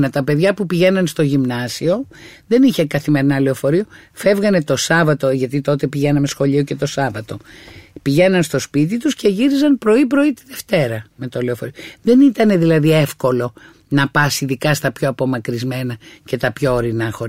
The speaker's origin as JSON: {"language": "Greek", "town": "Lefkada", "region": "Ionian Islands", "country": "Greece", "lives_now": "Athens, Greece", "said": "Εγώ τα έφτασα αυτά στην Αθήνα σε μεγάλα ζαχαροπλαστεία όταν ήρθα από τη Λευκάδα"}